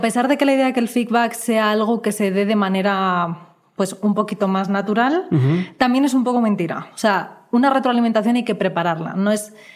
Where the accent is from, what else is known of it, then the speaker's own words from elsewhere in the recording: Spain; now in Mexico; vengo de España donde la gente es un poco más ruda